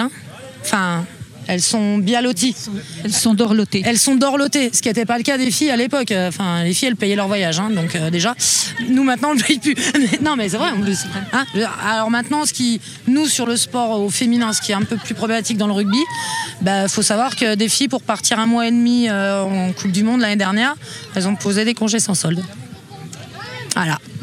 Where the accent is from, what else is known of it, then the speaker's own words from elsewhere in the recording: Montceau-les-Mines, Bourgogne-Franche-Comté, France; moi je suis de Monceau